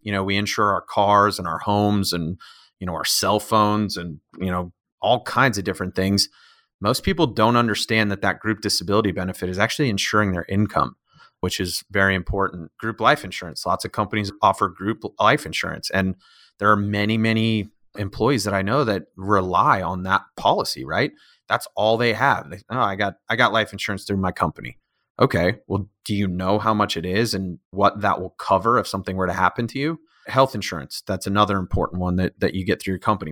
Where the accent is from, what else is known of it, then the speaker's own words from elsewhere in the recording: Northern Colorado, United States; also born or lived in Chicago; now in Colorado Springs, United States; I'm from Northern Colorado originally.